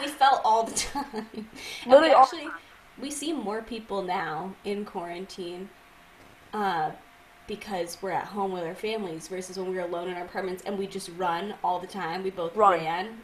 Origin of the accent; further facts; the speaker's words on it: Massachusetts, United States; moved away as an adult; now in New York City, United States; I'm from Massachusetts originally